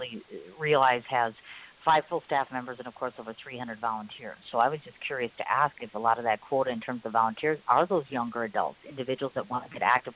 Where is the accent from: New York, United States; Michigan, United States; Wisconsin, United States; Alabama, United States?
Wisconsin, United States; I'm from Wisconsin